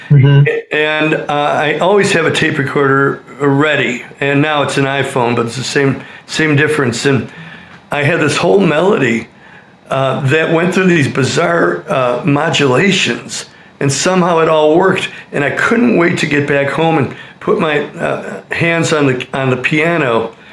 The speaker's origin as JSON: {"language": "English", "town": "Berwyn", "region": "Illinois", "country": "United States", "tie": "born or raised there", "said": "I have. Okay. Born and bred in Berwyn, just like all the …."}